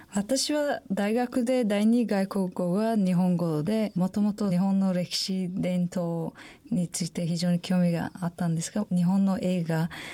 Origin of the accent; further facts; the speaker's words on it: Samarkand, Samarqand Region, Uzbekistan; Japanese is a second language; moved away as an adult; also born or lived in Kobe; now in Japan; 私のふるさと、サマルカンドという町があるんですが